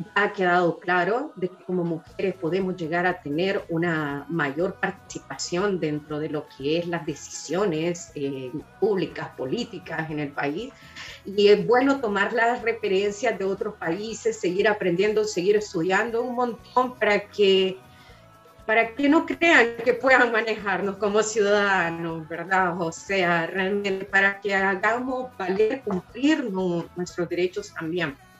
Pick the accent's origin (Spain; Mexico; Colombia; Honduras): Honduras; Tegucigalpa, Francisco Morazán; moved away as an adult; now in Chile; Sí, la capital, claro que sí, de ahí soy yo, de Tegucigalpa